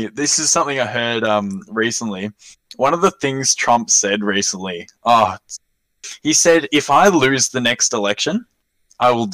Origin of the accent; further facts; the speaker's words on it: near Sale, Victoria, Australia; It's still 45 minutes away from my hometown.